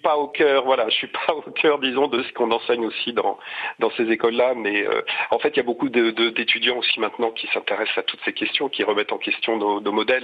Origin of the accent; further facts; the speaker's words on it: Nevers, Bourgogne-Franche-Comté, France; now in near Dijon, France; je suis natif, euh, je suis né à Nevers, mais j'habite près de Dijon